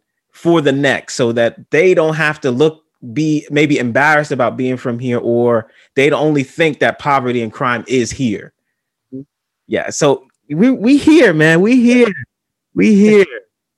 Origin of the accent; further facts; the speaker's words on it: New York City, New York, United States; I went to another state and someone asked me where I was from. And I said the Bronx